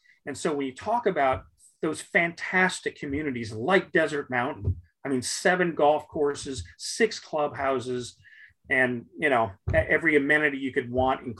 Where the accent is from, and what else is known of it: Arizona, United States